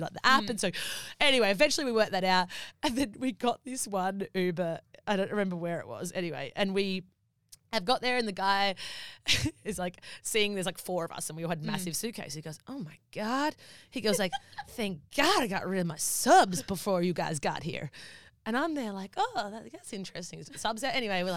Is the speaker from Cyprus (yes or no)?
no; Australia; accent: Australian; we're from Australia.